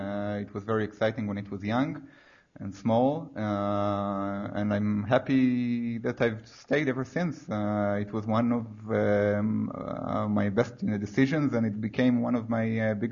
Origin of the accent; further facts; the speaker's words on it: Israel; I'm 29. Sorry. I grew up in Israel, lived here all my life.